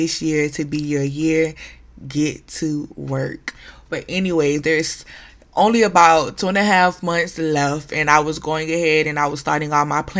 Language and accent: English; Broward County, Florida, United States; A Broward County girl to the death of me. I am from Broward County